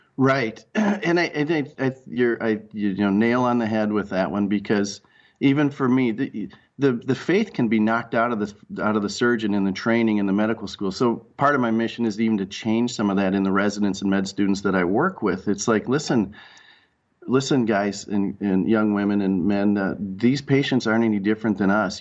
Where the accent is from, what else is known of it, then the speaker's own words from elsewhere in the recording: Rochester, Minnesota, United States; also born or lived in Red Wing, Minnesota; I grew up in Rochester, Minnesota, under the under the shadow of the Mayo Clinic